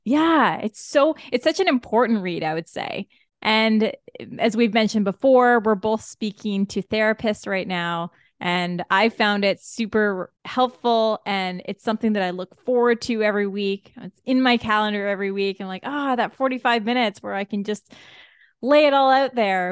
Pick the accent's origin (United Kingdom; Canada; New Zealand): Canada; as a Canadian when you don't get this much sun often